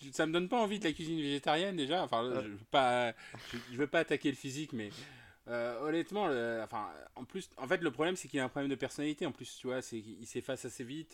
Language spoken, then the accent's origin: French; Nantes, Pays de la Loire, France; je suis de Nantes.